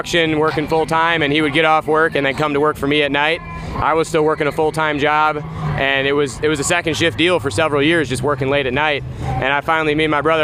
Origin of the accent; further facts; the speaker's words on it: Sandwich, Illinois, United States; Born and raised in Sandwich